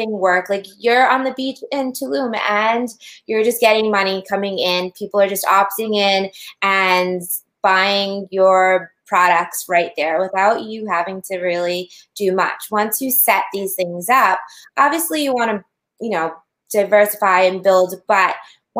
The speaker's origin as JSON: {"language": "English", "region": "Massachusetts", "country": "United States", "said": "we're from Massachusetts"}